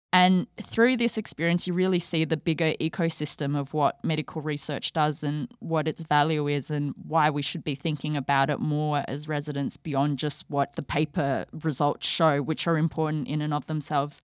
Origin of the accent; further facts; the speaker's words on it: Australia; moved away as an adult; I am an Australian trained endocrinologist, and before starting this fellowship, I was living in Australia, so I'm heading back home